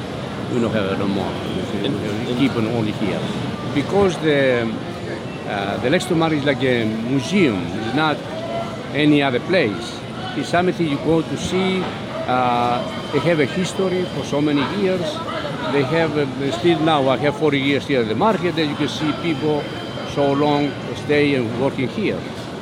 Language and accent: English; Greece; English is a second language; now in Baltimore, United States; I came from Greece in 1974. In 1975, my cousin have the place, and I take over. And from since then, I'm here.